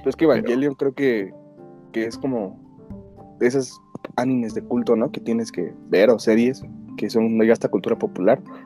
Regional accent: Mexico; nuestra antigüedad como mexicanos

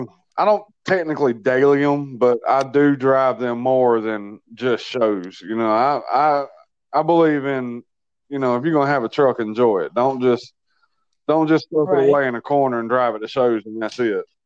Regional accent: Greenville, South Carolina, United States; Greenville, South Carolina.

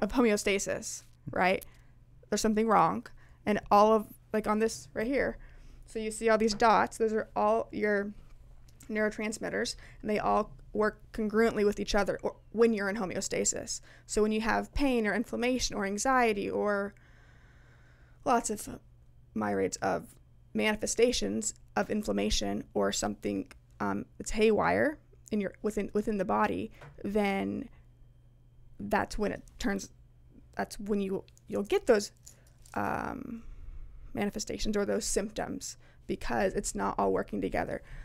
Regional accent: Liberty, Missouri, United States; now in Kansas, United States; I live in Kansas at the moment, but I grew up in Liberty, so I was an eight one six girl.

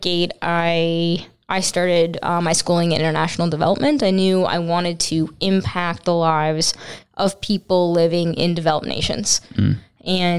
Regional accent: Saskatoon, Saskatchewan, Canada; I was born and raised here in Saskatoon. I grew up loving life as your average Canadian kid

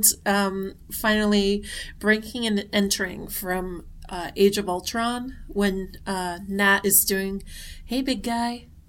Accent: Boston, Massachusetts, United States; now in New Hampshire, United States; I'm from Boston.

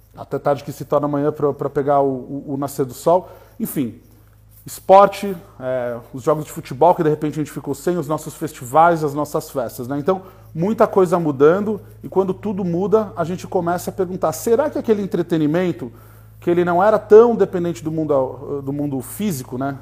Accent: Brazil; somos brasileiros

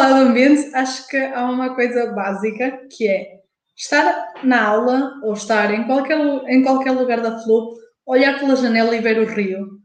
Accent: Porto, Norte, Portugal; Eu sabia, mas eu sou do Porto

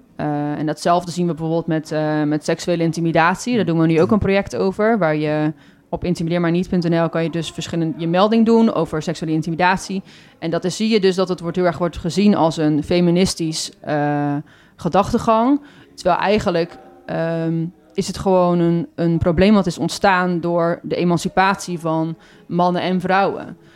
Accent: Goes, Zeeland, Netherlands; now in Breda, Netherlands; Ik ben daar ook in de stad geboren, in Goes

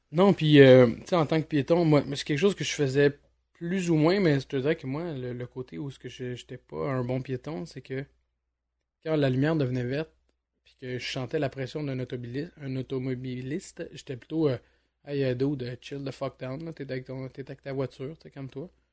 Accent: Montreal, Quebec, Canada; je suis un Montréalais depuis, euh, depuis ma tendre enfance, voire ma naissance

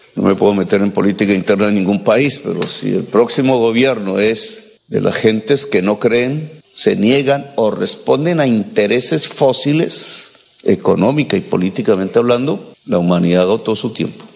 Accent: Colombia; mi país

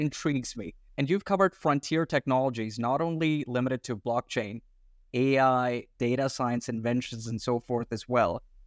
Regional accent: India; now in Australia; having our roots in India, born in India, and then we were educated overseas.

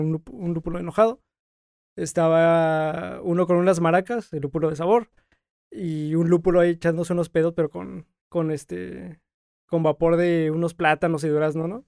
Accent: Mexico City, Mexico; moved away as an adult; now in Tijuana, Mexico; yo soy de la Ciudad de México y tengo apenas cumplidos cuatro años acá.

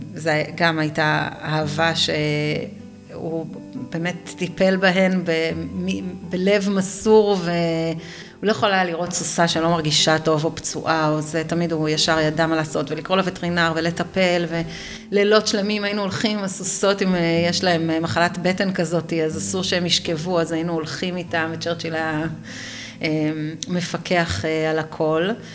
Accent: Nir Oz, Southern District, Israel; moved away as an adult; now in Oranit, Israel; נולדתי וגדלתי בניר עוז, עד אה, אחרי הצבא, פלוס קצת.

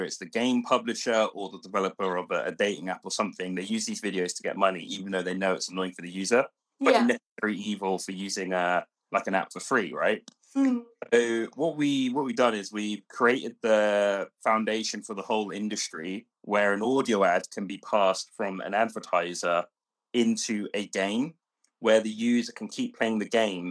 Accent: London, United Kingdom; I grew up in London

